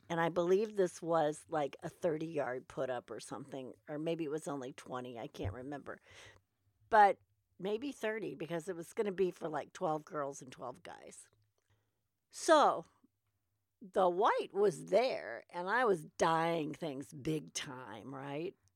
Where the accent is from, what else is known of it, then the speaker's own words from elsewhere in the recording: United States; I'm an American